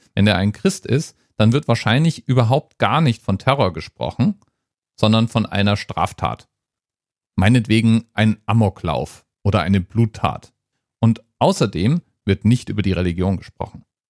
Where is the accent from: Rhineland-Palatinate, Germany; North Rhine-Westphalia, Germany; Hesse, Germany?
Hesse, Germany; also born or lived in Frankfurt; ich als Hesse